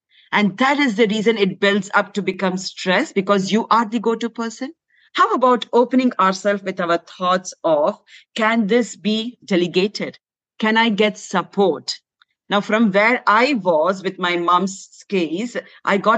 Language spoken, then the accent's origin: English; India; moved away; Though I was raised in India, my parents were working.